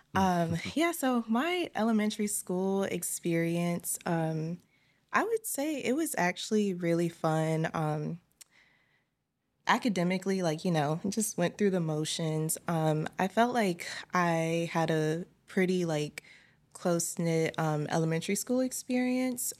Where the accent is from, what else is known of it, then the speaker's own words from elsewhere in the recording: Richmond, Virginia, United States; my hometown is Richmond, Virginia.